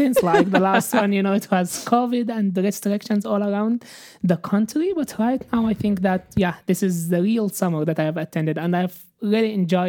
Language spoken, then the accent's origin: English; Cairo, Cairo Governorate, Egypt; moved away; And since I came from Cairo, which is quite like condensed city, I haven't seen this kind of like activities and working out in the streets.